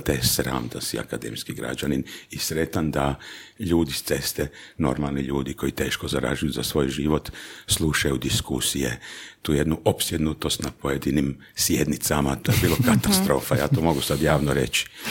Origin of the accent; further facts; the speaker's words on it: Đurđevac, Koprivnica-Križevci County, Croatia; Kao klinac e, živio sam, dakle, rođen sam u Đurđevcu, e, živio u obiteljskoj kući, baka, deda, tata, mama, mlađa seka ja